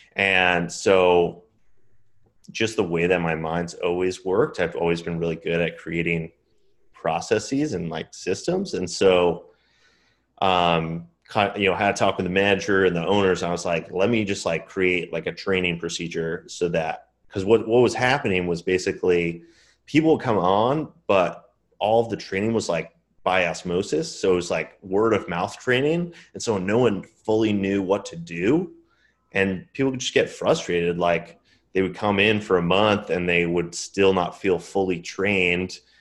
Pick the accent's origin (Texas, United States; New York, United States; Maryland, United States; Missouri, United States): New York, United States; Long Island; I was born in New York on Long Island, and then I grew, I mean, I grew up there, was there until I turned eighteen